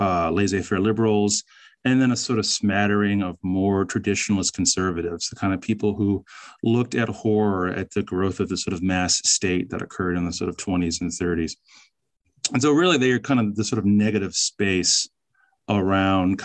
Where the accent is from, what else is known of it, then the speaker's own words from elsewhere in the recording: Northern Virginia, United States; I grew up in Northern Virginia